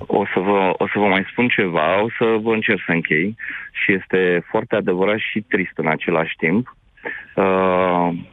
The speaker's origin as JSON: {"language": "Romanian", "town": "Târgu Jiu", "region": "Gorj", "country": "Romania", "said": "sunt din Târgu Jiu, din județul Gorj"}